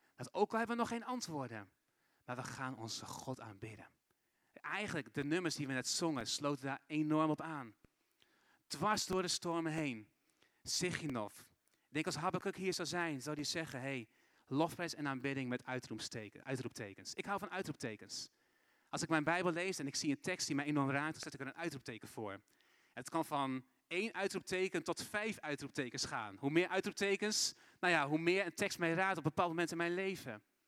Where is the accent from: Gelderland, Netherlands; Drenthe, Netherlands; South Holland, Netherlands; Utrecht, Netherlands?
Drenthe, Netherlands; Assen; moved away as an adult; also born or lived in Brazil; Ik ben geboren en opgegroeid in Assen